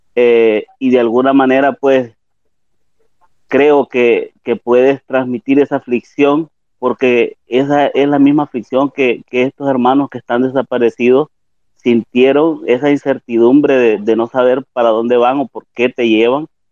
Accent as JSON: {"language": "Spanish", "country": "El Salvador", "moved": "yes", "said": "como salvadoreños en el exterior"}